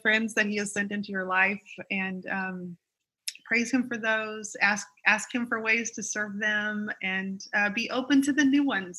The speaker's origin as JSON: {"language": "English", "region": "the South", "country": "United States", "said": "I'm a Southerner"}